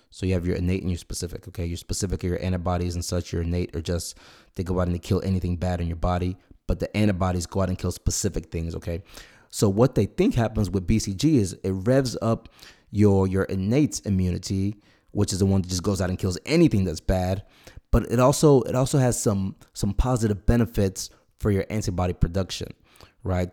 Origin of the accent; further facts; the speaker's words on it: Nigeria; now in United States; I was born in Nigeria.